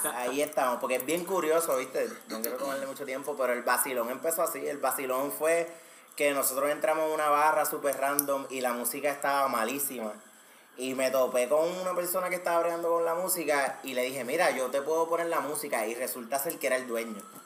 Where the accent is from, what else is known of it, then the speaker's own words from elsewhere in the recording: Puerto Rico; nosotros los boricuas